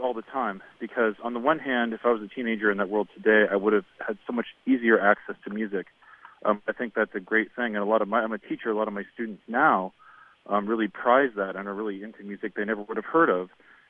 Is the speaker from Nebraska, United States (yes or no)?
yes; Nebraska, United States; now in Maplewood, United States; Well, I was that kid in rural Nebraska in the 1990